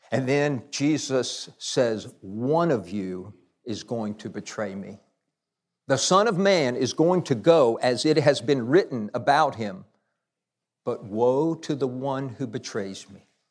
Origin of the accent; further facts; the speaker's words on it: Nashville, Tennessee, United States; now in Murfreesboro, United States; I grew up in Nashville, born and raised